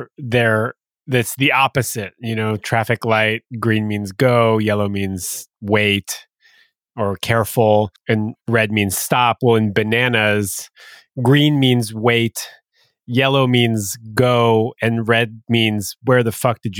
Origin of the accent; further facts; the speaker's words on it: Canada; I live in Canada and I'm French Canadian.